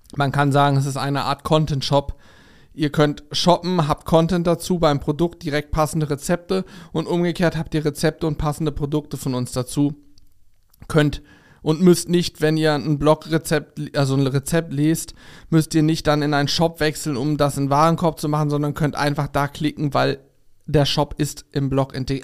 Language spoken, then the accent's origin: German; Germany; bei uns in Deutschland